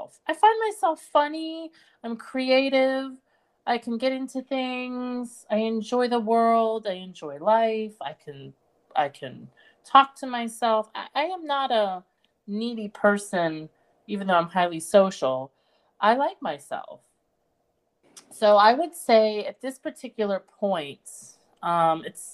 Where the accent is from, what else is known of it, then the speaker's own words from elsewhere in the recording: East Coast, United States; moved away as an adult; also born or lived in London; I grew up in America and I'm American, and I grew up in major, you know, East Coast cities